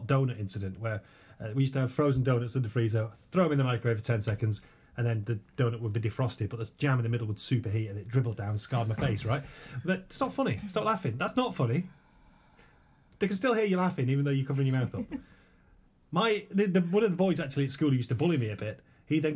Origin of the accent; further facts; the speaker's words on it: Yorkshire and the Humber, United Kingdom; I'm clearly from Yorkshire